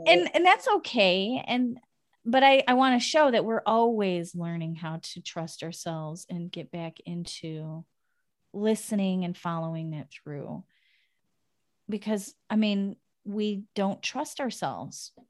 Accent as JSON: {"language": "English", "country": "United States", "moved": "as an adult", "lives_now": "Netherlands", "said": "living in a foreign country, as an American"}